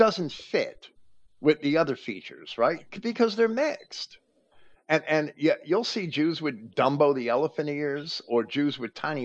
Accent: New Jersey, United States; I grew up in New Jersey

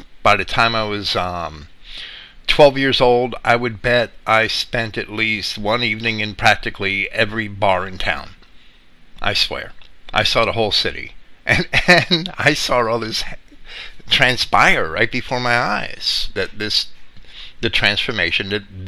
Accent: Jersey City, New Jersey, United States; I grew up in Jersey City, right?

